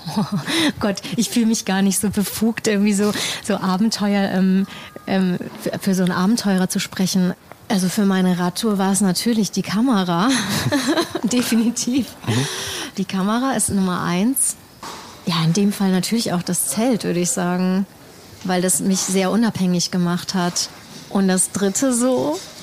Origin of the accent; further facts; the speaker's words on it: Germany; hier im, im eigenen Land oder hier, wo ich aufgewachsen bin